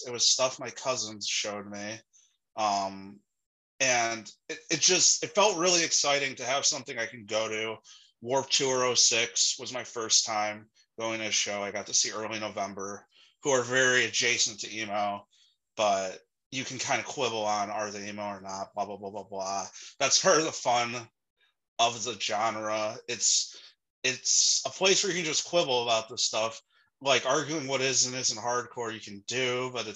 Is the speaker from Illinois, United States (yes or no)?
yes; Chicago, Illinois, United States; born or raised there